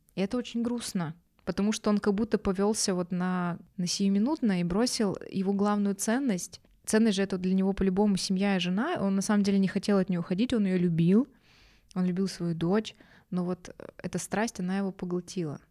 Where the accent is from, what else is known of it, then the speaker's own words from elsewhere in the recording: Yekaterinburg, Sverdlovsk Oblast, Russia; мы из Екатеринбурга